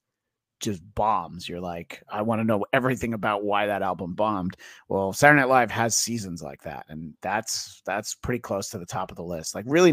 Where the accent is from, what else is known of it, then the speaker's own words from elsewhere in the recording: New York area, United States; I grew up in the New York area.